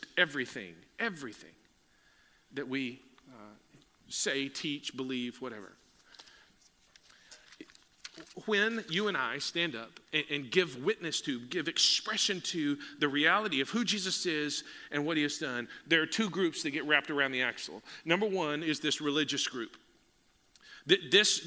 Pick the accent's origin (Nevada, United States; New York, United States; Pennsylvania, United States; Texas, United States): Texas, United States; we're from Texas